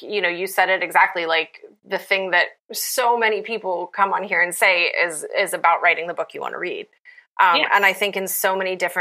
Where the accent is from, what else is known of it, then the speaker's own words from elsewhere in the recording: Appalachia, United States; I'm from Appalachia